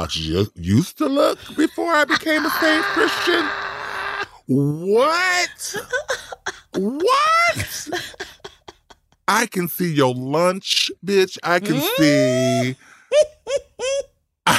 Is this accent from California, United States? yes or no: yes; Compton, California, United States; I'm from Compton